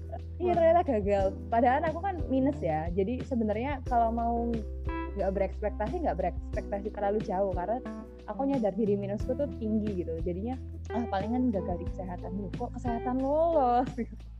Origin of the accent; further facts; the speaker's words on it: Surabaya, East Java, Indonesia; moved away as an adult; now in Bontang, Indonesia; lahir di Surabaya sampai hmm. sampai 2017 di Surabaya